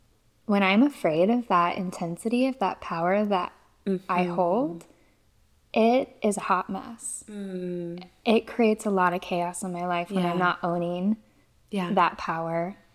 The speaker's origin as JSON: {"language": "English", "region": "Mississippi", "country": "United States", "also_born_or_lived": "Louisiana / Florida", "said": "No, I'm from Mississippi, Louisiana, and Florida."}